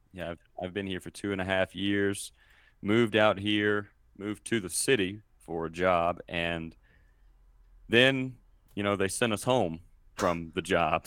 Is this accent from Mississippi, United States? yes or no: yes; Mississippi, United States; moved away as an adult; now in Colorado, United States; I was born and raised in Mississippi, and I currently live in Colorado.